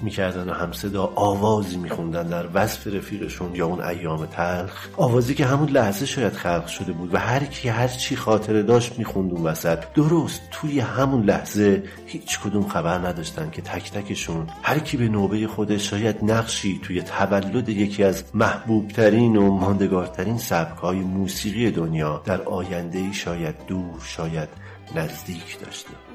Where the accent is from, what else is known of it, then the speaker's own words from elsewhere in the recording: Tehran, Tehran Province, Iran; در بیمارستان مدانی تهران به دنیا آمدم و از همون موقع تا الان هم در همین جا مشغول و زندگی هم